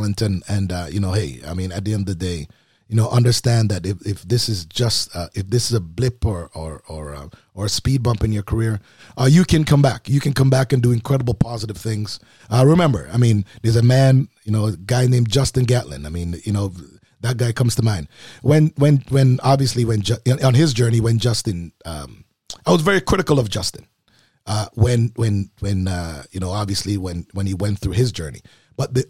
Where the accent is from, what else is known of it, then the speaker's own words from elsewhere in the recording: Jamaica; I am a Jamaican